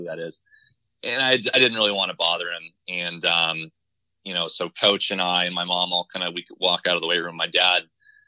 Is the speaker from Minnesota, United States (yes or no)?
no; Southern California, United States; moved away as an adult; also born or lived in Los Angeles; now in New York City, United States; I grew up in Southern California.